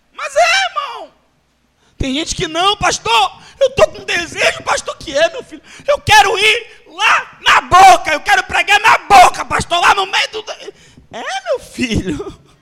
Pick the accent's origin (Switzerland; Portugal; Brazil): Brazil; Salvador, Bahia; Eu quero o que Deus tem para minha terra.